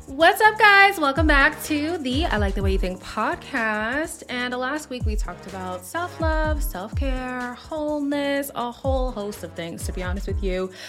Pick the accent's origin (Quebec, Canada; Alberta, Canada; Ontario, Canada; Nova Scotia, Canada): Quebec, Canada; Montreal; also born or lived in Zimbabwe; I was born in Zimbabwe, so from birth to four years old, all I knew was black. And then we moved to Montreal